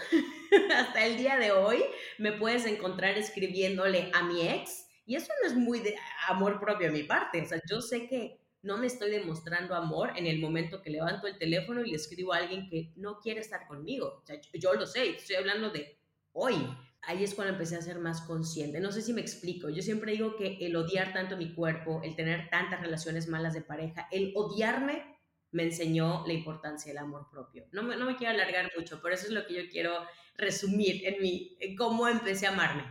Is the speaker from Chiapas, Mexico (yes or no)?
no; Mérida, Yucatán, Mexico; nací en Mérida, Yucatán, México, un 14 de mayo